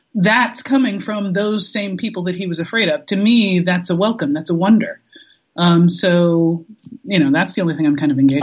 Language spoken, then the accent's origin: English; New York, United States; I am a New Yorker